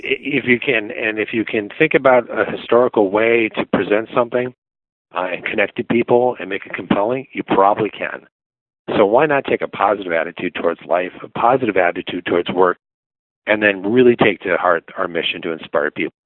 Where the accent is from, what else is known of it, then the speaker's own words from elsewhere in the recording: Minneapolis, Minnesota, United States; I grew up in Minneapolis region, but we have a cottage up in northern Minnesota